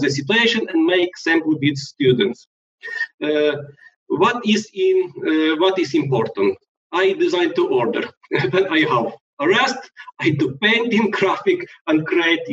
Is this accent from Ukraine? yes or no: yes; Lviv, Lviv Oblast, Ukraine; in my hometown, a lot of jobs are provided by the IT industry